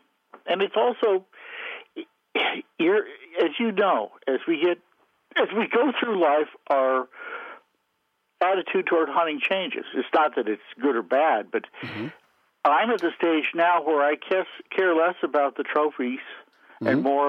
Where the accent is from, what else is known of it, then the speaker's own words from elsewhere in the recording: Montana, United States; obviously I grew up in the West in Montana